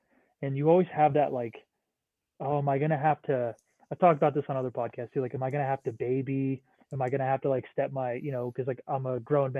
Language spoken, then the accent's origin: English; New Hampshire, United States; moved away as an adult; also born or lived in Washington; now in Montana, United States; I grew up in New Hampshire